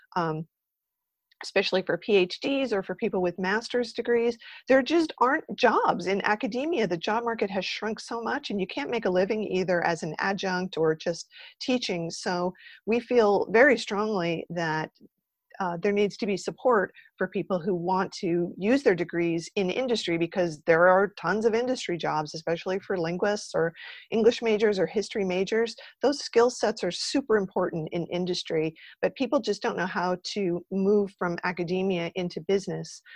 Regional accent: New Jersey, United States; when I was growing up in New Jersey, I went to Rutgers

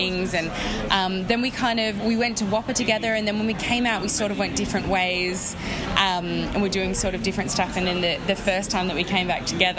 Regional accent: Sydney, New South Wales, Australia; I'm actually from Sydney

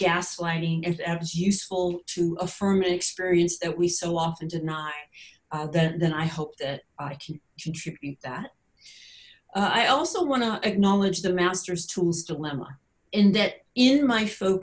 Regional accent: United States; as an American or North American

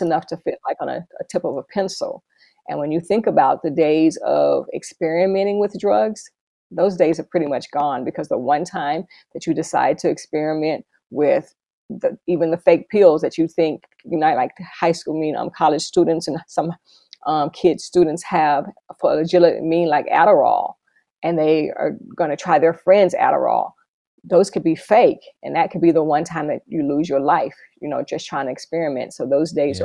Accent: Dallas, Texas, United States; moved away as an adult; also born or lived in Los Angeles, California / Bridgetown, Barbados / San Juan, Puerto Rico; now in Kansas, United States; I'm originally from Dallas, Texas.

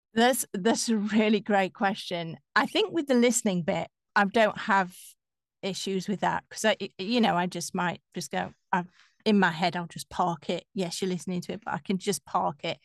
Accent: Yorkshire and the Humber, United Kingdom; accent: Yorkshire; moved away as an adult; now in London, United Kingdom; I'm from Yorkshire

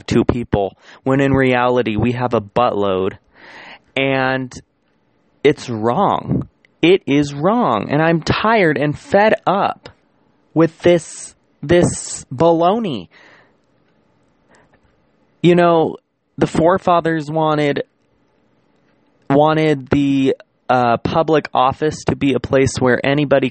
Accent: United States; as the American population

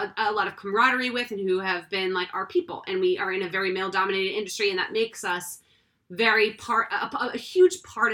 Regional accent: Massachusetts, United States; we come from Massachusetts. My mom is from Weymouth, Massachusetts.

